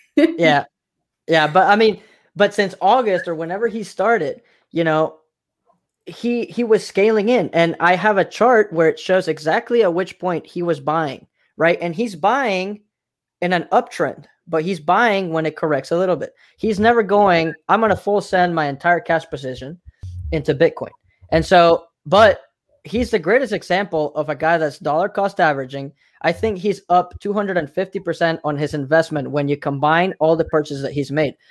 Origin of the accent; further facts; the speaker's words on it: Mexico; now in United States; I'm from Mexico